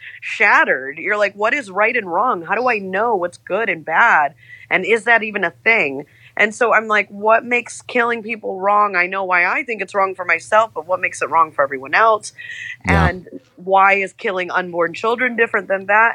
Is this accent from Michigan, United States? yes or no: yes; Michigan, United States; also born or lived in Atlanta; now in San Francisco, United States; I grew up in Michigan. My family goes back there generations.